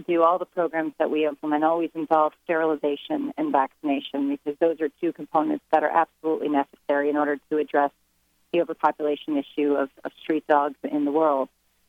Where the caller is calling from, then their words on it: Washington, District of Columbia, United States; I'm in Washington, D.C.